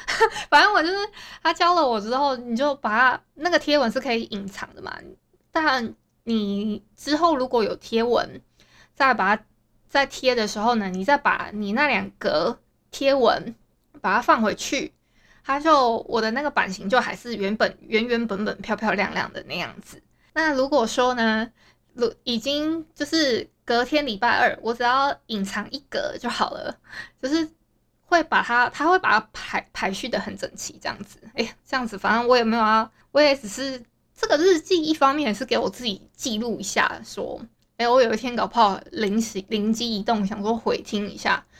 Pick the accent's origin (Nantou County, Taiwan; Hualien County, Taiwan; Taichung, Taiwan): Hualien County, Taiwan; Hualien; 我因为我住花莲，诶，应该不会有听友不知道我是花莲人吧？然后自己自认为这是一个自认为，那我再讲一次，我是花莲人。